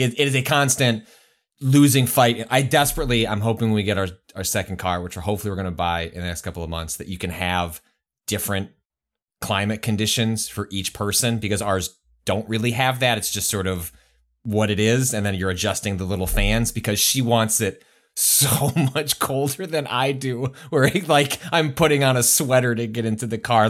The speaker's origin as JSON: {"language": "English", "region": "Midwest", "country": "United States", "tie": "born or raised there", "said": "I've been conditioned growing up in the Midwest"}